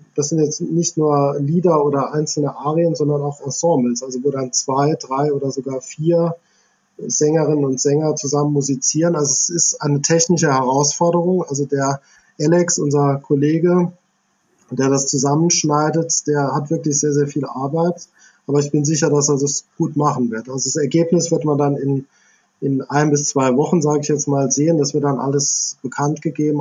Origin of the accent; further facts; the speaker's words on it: near Idar-Oberstein, Rhineland-Palatinate, Germany; in der Nähe von Ida Oberstein aufgewachsen, also Kindheit und Jugend verbracht